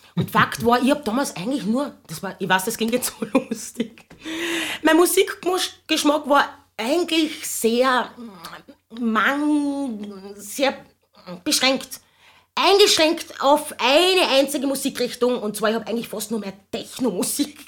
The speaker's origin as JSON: {"language": "German", "region": "Carinthia", "country": "Austria", "tie": "born or raised there", "said": "ich bin in Kärnten aufgewachsen"}